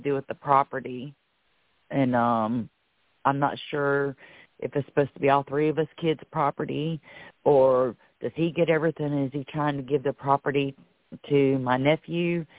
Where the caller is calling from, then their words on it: Florida, United States; Yay, it's … from Florida.